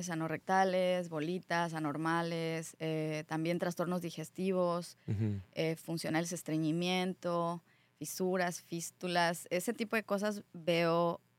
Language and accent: Spanish; Querétaro, Mexico; born there; also born or lived in Colima; yo nací en Querétaro, viví muchos años en Colima, ahí hice medicina, eh, mi familia migró a vivir a Estados Unidos, yo me quedé en México